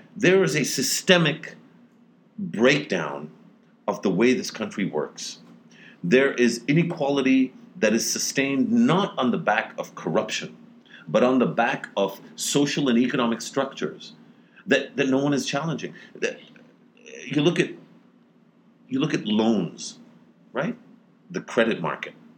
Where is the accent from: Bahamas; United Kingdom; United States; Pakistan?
Pakistan; As a Pakistani